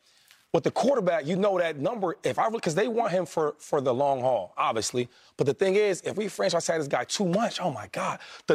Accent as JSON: {"language": "English", "town": "Harrisburg", "region": "Pennsylvania", "country": "United States", "said": "I'm from Harrisburg"}